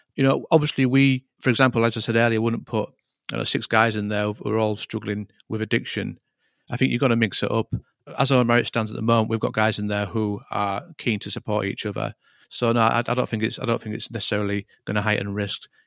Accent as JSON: {"language": "English", "town": "Hull", "region": "Yorkshire and the Humber", "country": "United Kingdom", "tie": "born or raised there", "moved": "as an adult", "said": "I was born and raised in Hull"}